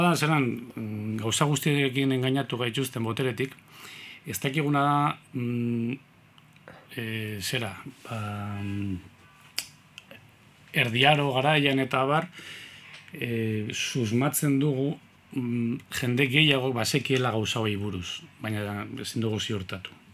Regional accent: Eibar, Basque Country, Spain; eibartarra naiz

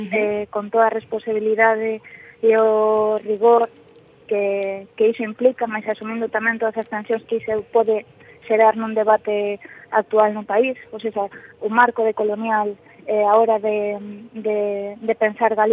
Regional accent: Galicia, Spain

